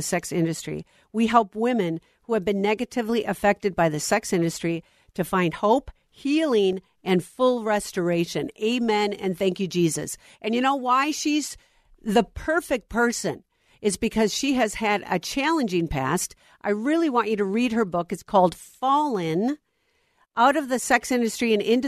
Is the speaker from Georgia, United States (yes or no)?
no; Minnesota, United States; here in my home state of Minnesota